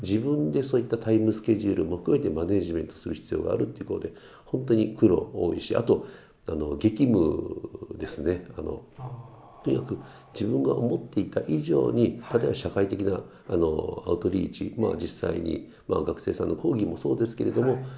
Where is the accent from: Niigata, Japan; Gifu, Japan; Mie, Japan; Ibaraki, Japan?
Gifu, Japan; born or raised there; also born or lived in Sakai, Osaka